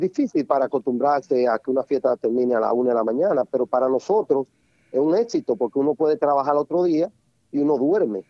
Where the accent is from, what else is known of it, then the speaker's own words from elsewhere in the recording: Santiago de los Caballeros, Santiago, Dominican Republic; moved away; Soy de Santiago, nacido y criado